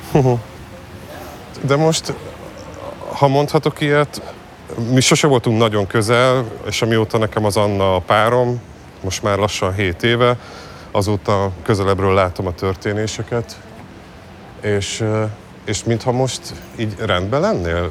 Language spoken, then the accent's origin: Hungarian; Budapest, Hungary; én újpesti gyerek vagyok, és én a külvárosban nőttem föl